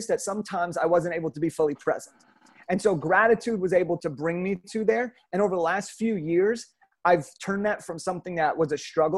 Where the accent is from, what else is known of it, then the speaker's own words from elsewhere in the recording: Southern California, United States; I grew up in Southern California